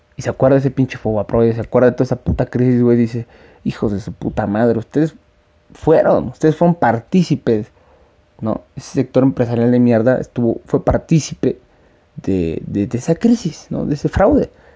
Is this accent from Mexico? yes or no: yes; Mexico; yo soy un ciudadano mexicano